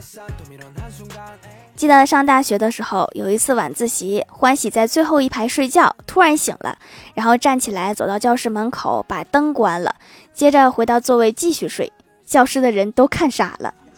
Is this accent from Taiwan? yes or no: no; Northeast China, China; 我是东北人